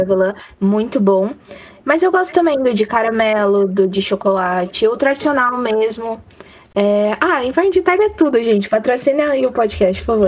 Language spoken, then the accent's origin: Portuguese; ABC Paulista, São Paulo, Brazil; Eu sou do Ninho Mais Emo de São Paulo, ABC Paulista.